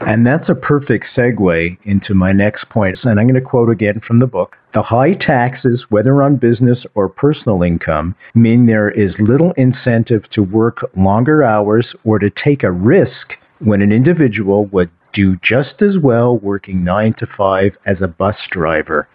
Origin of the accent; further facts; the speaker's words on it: Canada; We do have a can do attitude here in Canada